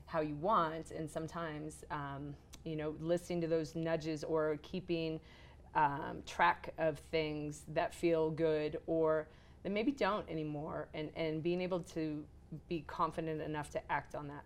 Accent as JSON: {"language": "English", "region": "Arizona", "country": "United States", "tie": "born or raised there", "also_born_or_lived": "California", "moved": "yes", "lives_now": "Park City, United States", "said": "I grew up in Arizona, and then I loved living at the beach."}